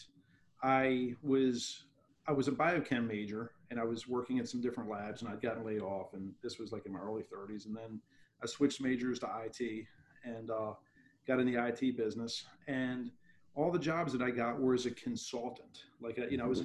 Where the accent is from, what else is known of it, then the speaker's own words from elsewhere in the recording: Baltimore, Maryland, United States; I grew up in Baltimore City in a very blue collar, lower middle class neighborhood.